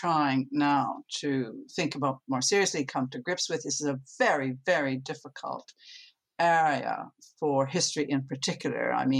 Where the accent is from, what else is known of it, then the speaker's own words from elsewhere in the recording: Canada; now in United Kingdom; I'm originally from Canada